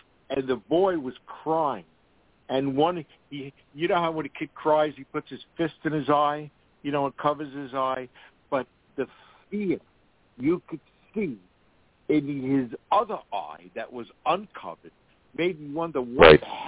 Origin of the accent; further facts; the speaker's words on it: Queens, New York, United States; from where, even though I grew up in Queens, I've always said this, I saw my first